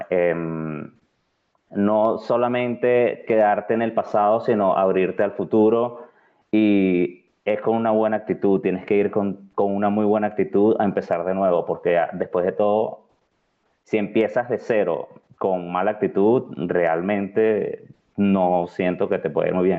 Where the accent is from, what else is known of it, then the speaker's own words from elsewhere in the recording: Venezuela; accent: Venezuelan; moved away as an adult; also born or lived in Caracas; now in Malta; nuestro acento es muy, muy particular y es muy reconocible